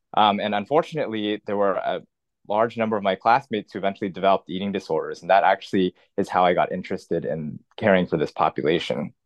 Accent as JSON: {"language": "English", "town": "Los Angeles", "region": "California", "country": "United States", "tie": "born or raised there", "said": "I grew up in Los Angeles in, in Southern California"}